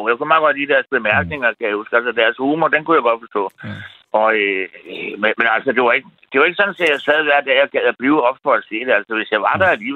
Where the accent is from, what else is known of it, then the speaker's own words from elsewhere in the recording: Frederiksberg, Capital Region of Denmark, Denmark; now in Nykøbing Falster, Denmark; Nu er jeg vokset op på Frederiksberg, og jeg har gået på Gottesvejens skole, ikke?